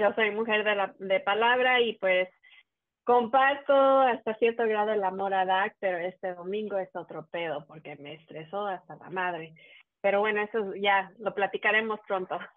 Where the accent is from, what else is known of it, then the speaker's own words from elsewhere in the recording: Mexico; uno siendo mexicano